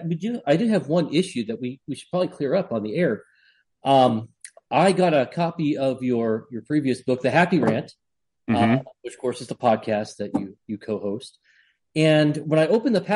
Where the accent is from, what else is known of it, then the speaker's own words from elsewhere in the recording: New England, United States; I'm from New England